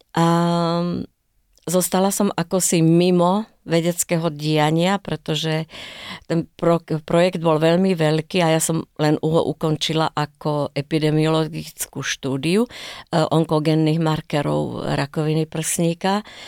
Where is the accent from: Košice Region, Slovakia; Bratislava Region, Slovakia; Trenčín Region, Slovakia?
Trenčín Region, Slovakia; Bojnice; now in Israel; ja pochádzam z Bojnic